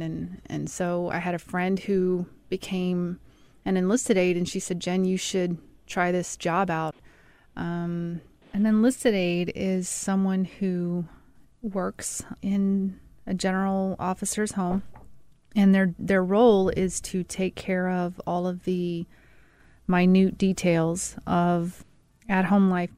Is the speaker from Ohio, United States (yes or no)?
no; Mississippi, United States; moved away; also born or lived in Colorado Springs, Colorado; I'm from Mississippi